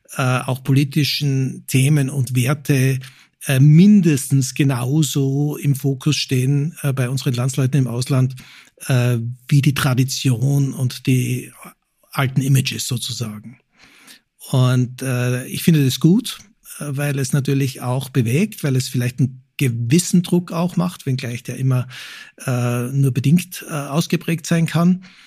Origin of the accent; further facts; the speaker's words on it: Austria; now in Germany; wir jetzt als Österreicher